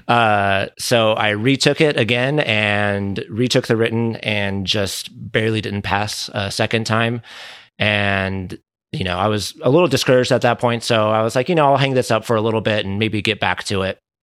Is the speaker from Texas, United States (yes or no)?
no; Southern California, United States; also born or lived in Dana Point, Orange County / Richmond, Virginia; born and raised here in, uh, Southern California.